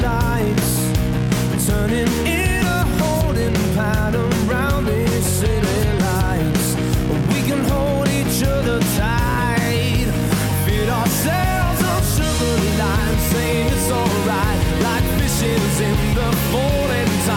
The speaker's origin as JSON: {"language": "English", "region": "Wisconsin", "country": "United States", "tie": "born or raised there", "moved": "yes", "said": "Wisconsin, which is my hometown"}